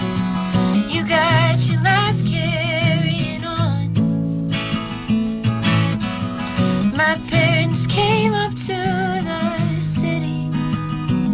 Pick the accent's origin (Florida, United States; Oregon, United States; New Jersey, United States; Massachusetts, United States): Massachusetts, United States; Winchester; moved away as an adult; also born or lived in Toronto, Canada; I grew up in Winchester, Massachusetts